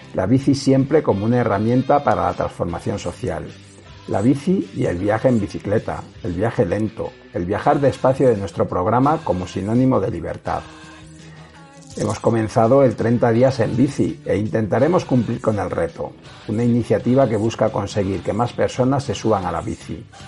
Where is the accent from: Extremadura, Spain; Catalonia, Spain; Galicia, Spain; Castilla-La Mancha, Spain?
Extremadura, Spain; Cabezuela del Valle; moved away; el nombre de mi pueblo en la radio Cabezuela del Valle, en el Valle del Jerte